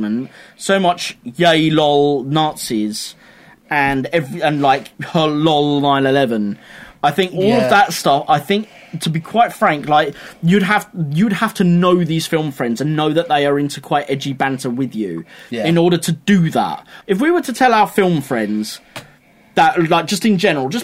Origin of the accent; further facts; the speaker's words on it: England, United Kingdom; I'm an English guy